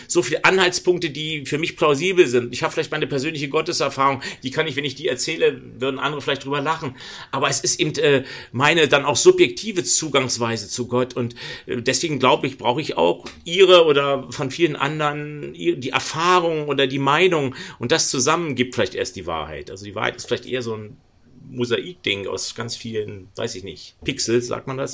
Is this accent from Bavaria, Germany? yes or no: no; Berlin, Germany; Ich bin Berliner, ich bin um die Ecke von ganz schwierigen Orten geboren.